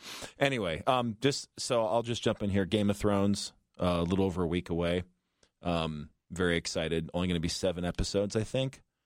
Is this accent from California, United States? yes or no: yes; Los Angeles, California, United States; moved away; I'm from Los Angeles